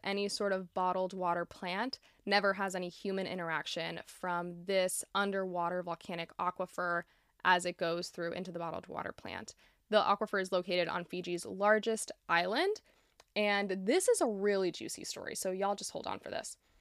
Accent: Florida, United States; my home state of Florida

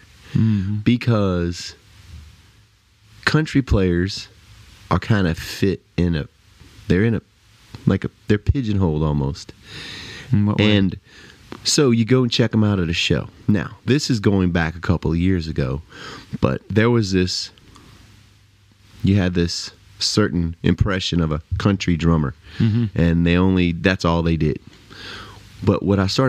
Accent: South Louisiana, United States; moved away as an adult; also born or lived in Lafayette, Louisiana; now in Nashville, United States; growing up in South Louisiana

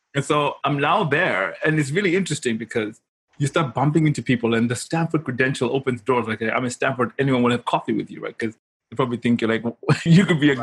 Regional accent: Zimbabwe; moved away as an adult; also born or lived in Kent, United Kingdom; I'm from Zimbabwe. I grew up in Africa

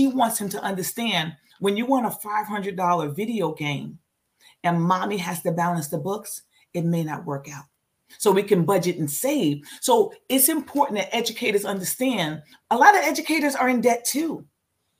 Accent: New York, United States; I'm from New York.

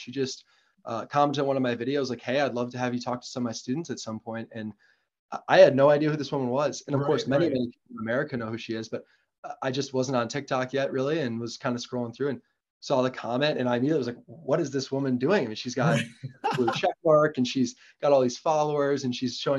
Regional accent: Kohler, Wisconsin, United States; I grew up in Wisconsin

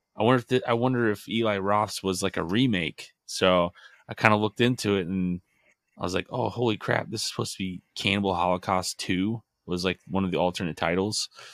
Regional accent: Midwest, United States; we're from the Midwest, so it is freezing cold, snowy

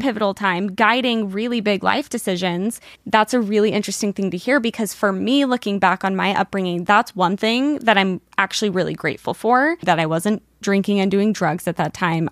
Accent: Utah, United States; growing up in Utah, because everyone was Mormon

